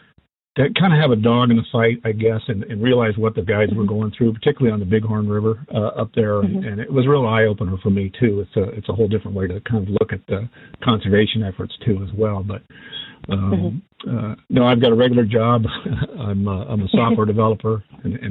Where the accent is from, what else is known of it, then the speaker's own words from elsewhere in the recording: Ohio, United States; moved away as an adult; now in Montana, United States; I was born and raised in Ohio and came out west when I was about 18